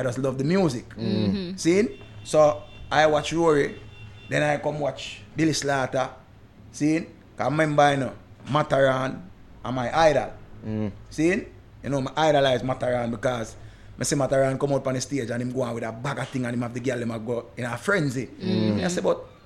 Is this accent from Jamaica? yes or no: yes; Jamaica; we are from an English speaking country